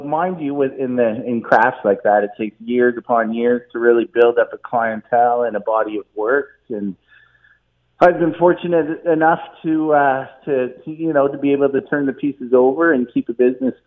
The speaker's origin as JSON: {"language": "English", "town": "Burlington", "region": "Ontario", "country": "Canada", "also_born_or_lived": "western Canada", "said": "I'm from Burlington originally"}